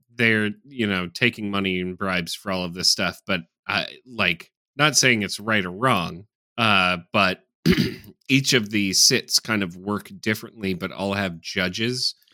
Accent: United States; as an American

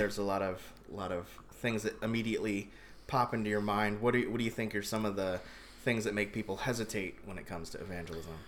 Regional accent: Columbia, Maryland, United States; also born or lived in Indiana; I grew up in Columbia, Maryland

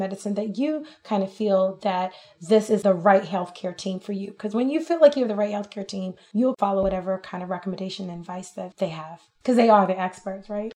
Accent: New York, United States; moved away as an adult; now in Texas, United States; I'm from New York

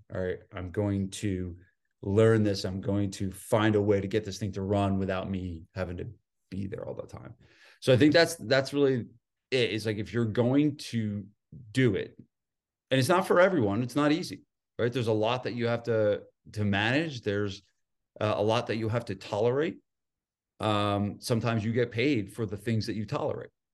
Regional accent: New Jersey, United States; moved away; also born or lived in San Diego; I'm from New Jersey

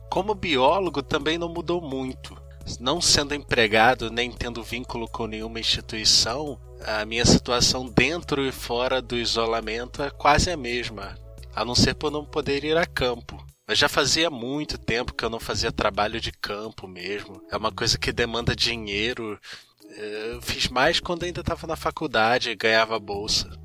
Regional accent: Rio de Janeiro, Brazil; sou do Rio de Janeiro, talvez deva para perceber pelo sotaque

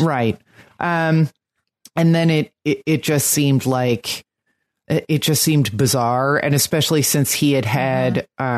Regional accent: New Jersey, United States; now in Brooklyn, United States; I'm from New Jersey

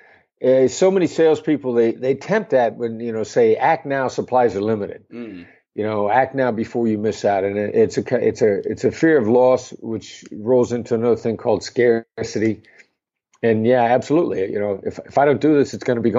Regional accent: Midwestern United States, United States; I grew up in the Midwestern United States

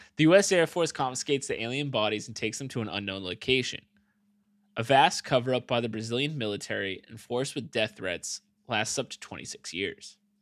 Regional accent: United States; But I'm American

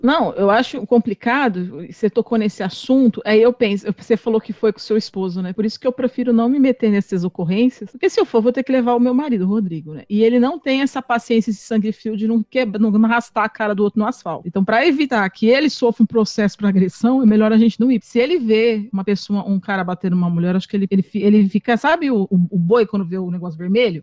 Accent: São Paulo, Brazil; moved away as an adult; also born or lived in Porangatu, Goiás; now in Goiás, Brazil; Eu sou de São Paulo, como sabe, a Liv também, e eu me assustei muito quando eu vim para cá

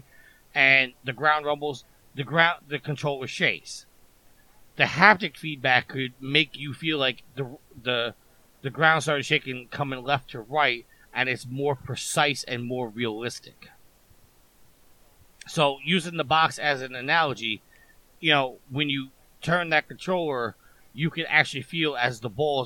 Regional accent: New York, United States; also born or lived in Virginia; I was actually born and raised in New York. I'm a New Yorker through and through

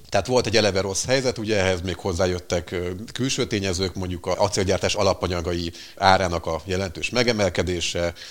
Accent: Székesfehérvár, Fejér, Hungary; Székesfehérvári vagyok

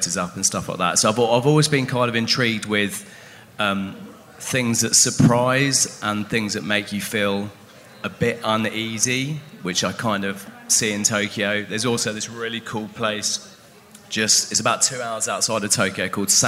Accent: London, United Kingdom; I'm from London

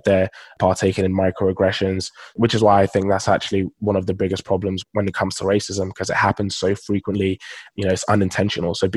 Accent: London, United Kingdom; also born or lived in Nigeria; So I'm Nigerian, and both my parents are Nigerian, and I was actually born in Nigeria. So I lived in Nigeria for the first 7 years of my life before moving to London here in the UK.

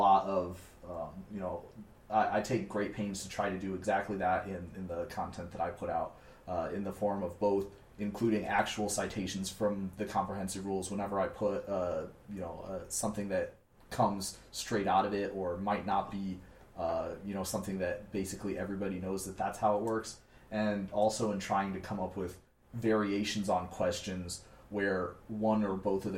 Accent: Fort Wayne, Indiana, United States; I'm from Fort Wayne, Indiana, which is in the Midwest

